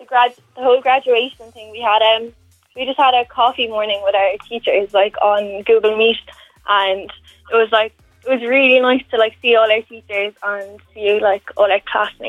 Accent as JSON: {"language": "English", "town": "Dungarvan", "region": "Munster", "country": "Ireland", "tie": "born or raised there", "lives_now": "Waterford, Ireland", "said": "I'm from Dungarvan originally, but I live in Waterford now. And I went to school in Art School in Isa in Dungarvan. It's a girls' school."}